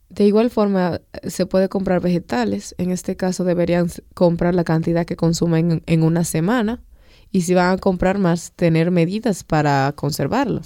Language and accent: Spanish; Dominican Republic; como pueblo dominicano